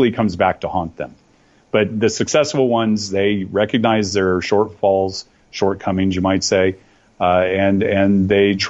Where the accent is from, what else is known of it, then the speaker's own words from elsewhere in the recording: Oakdale, California, United States; moved away as an adult; also born or lived in Taiwan / Hong Kong / South Korea / China; now in Singapore; I grew up on a cattle ranch just east of San Francisco out in the valley. Very close to a little town called Oakdale.